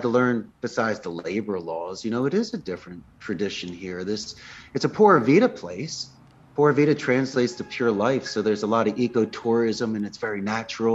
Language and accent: English; Philadelphia, Pennsylvania, United States; moved away as an adult; also born or lived in Arizona; I grew up in the Northeast. I'm a Philly boy